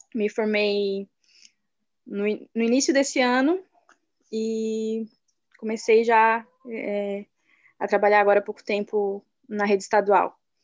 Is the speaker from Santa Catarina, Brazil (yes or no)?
yes; Santa Catarina, Brazil; sou de Mituba, Santa Catarina